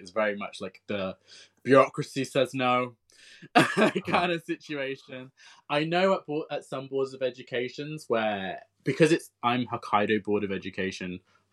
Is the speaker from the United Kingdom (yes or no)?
yes; United Kingdom; moved away as an adult; now in Japan; we're from the United Kingdom